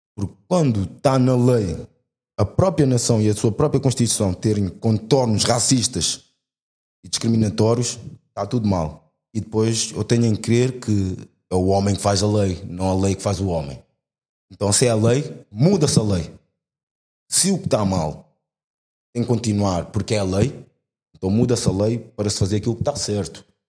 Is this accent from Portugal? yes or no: yes; Portugal; nasci cá, minha vida toda foi cá